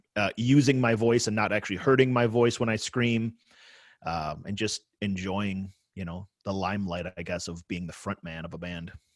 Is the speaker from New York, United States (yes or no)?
yes; Sloan, New York, United States; moved away; I grew up in Sloane, New York, which is a tiny village in the edge of Cheektowaga